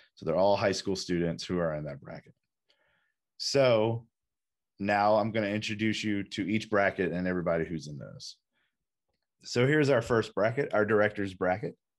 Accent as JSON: {"language": "English", "town": "Fayetteville", "region": "North Carolina", "country": "United States", "tie": "born or raised there", "moved": "yes", "said": "my hometown of Fayetteville"}